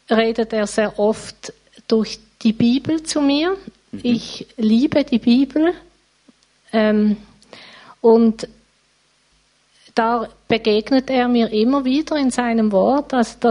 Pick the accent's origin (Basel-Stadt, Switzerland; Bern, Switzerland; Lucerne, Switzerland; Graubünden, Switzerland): Basel-Stadt, Switzerland; Riehen; now in Basel, Switzerland; Ich wohne in Basel. Aufgewachsen bin ich in Riechen.